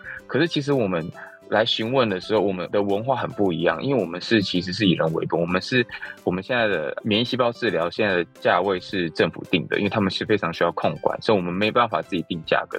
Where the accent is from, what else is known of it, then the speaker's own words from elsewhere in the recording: United States; moved away as an adult; also born or lived in California; now in Taiwan; 其实我是从小在，呃，美国读书嘛，那我大学毕业其实就是在加州开始创业